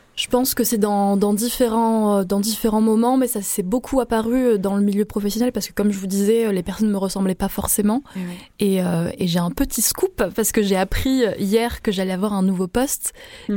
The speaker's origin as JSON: {"language": "French", "town": "Avignon", "region": "Provence-Alpes-Côte d'Azur", "country": "France", "tie": "born or raised there", "said": "je suis née à Avignon. Euh, vraiment, je suis un pur produit euh, de la Provence"}